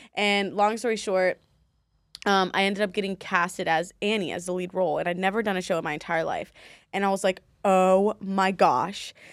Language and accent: English; Baltimore, Maryland, United States; moved away as an adult; also born or lived in DC, Maryland, Virginia (DMV); now in Las Vegas, United States; I was born in Baltimore, Maryland